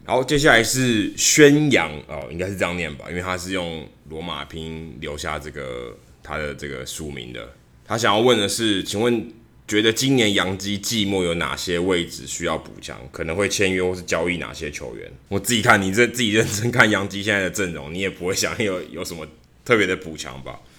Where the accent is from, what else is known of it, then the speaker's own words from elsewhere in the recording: Taiwan; moved away as an adult; now in United States; 我从台湾来